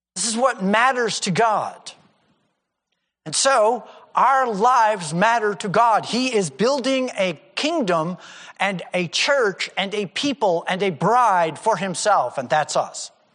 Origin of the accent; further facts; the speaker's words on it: United States; I'm an American